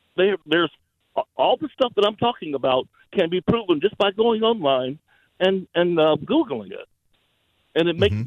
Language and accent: English; the South, United States; now in Athens, Georgia, United States; I'm a black male, born and raised in the South.